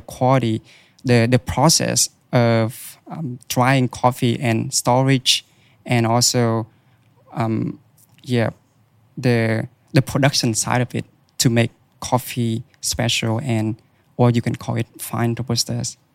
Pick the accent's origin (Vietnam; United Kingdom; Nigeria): Vietnam; moved away as an adult; now in Australia; in Vietnam, where I, I was born and raised